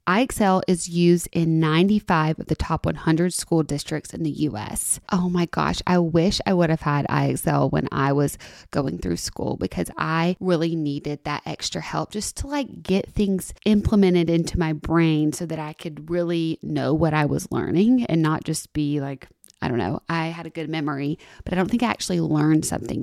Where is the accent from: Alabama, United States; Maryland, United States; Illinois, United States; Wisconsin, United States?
Alabama, United States; Tuscaloosa; moved away as an adult; also born or lived in Los Angeles, California; now in Nashville, United States; I'm from Tuscaloosa and went to school in Tuscaloosa